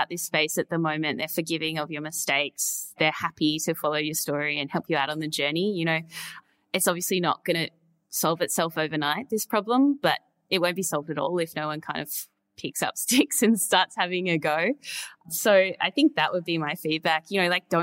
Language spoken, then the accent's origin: English; Perth, Western Australia, Australia; They're based in Perth, which is also my hometown.